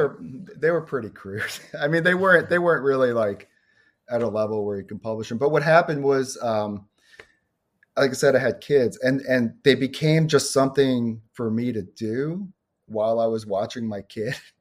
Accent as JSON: {"language": "English", "town": "New York City", "region": "New York", "country": "United States", "tie": "born or raised there", "also_born_or_lived": "Chicago suburbs, Illinois", "moved": "yes", "said": "I grew up in Brooklyn"}